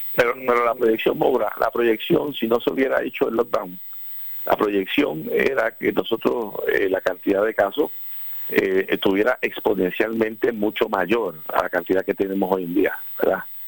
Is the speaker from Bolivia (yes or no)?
no; Puerto Rico; somos el pueblo puertorriqueño